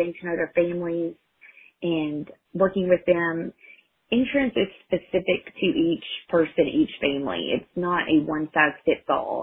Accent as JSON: {"language": "English", "town": "Clifton", "region": "Texas", "country": "United States", "tie": "born or raised there", "also_born_or_lived": "Hamilton, Texas / Waco, Texas", "said": "I was actually born in Hamilton, but I grew up in Clifton. I went to school, kindergarten through 12th grade here"}